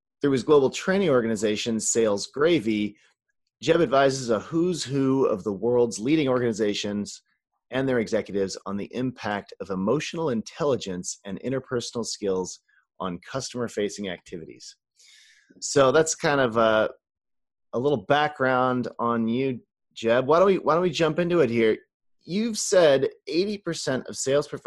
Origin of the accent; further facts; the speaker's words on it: the North, United States; I grew up in the North, so... I'm kind of half Yankee